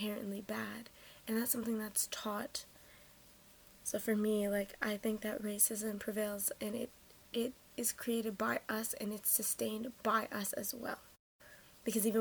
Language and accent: English; Toronto, Ontario, Canada; I'm from Toronto, Canada